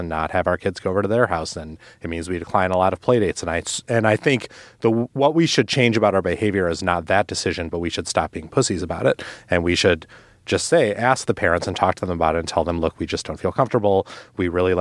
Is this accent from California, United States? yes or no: no; Milwaukee, Wisconsin, United States; my hometown, Milwaukee, Wisconsin